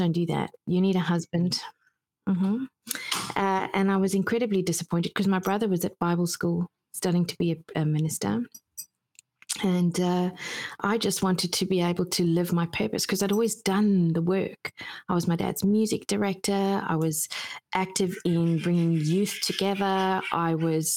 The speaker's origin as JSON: {"language": "English", "country": "South Africa", "tie": "born or raised there", "said": "I grew up in South Africa"}